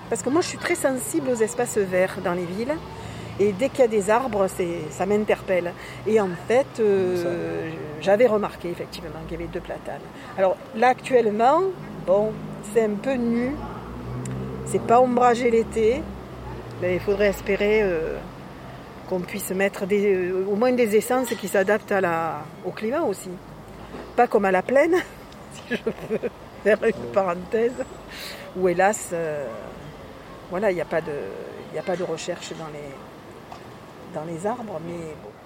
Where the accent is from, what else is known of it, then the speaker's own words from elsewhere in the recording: Marseille, Provence-Alpes-Côte d'Azur, France; juste en contrebas là. Euh, j'ai habité 5 ans et après je suis allée au centre-ville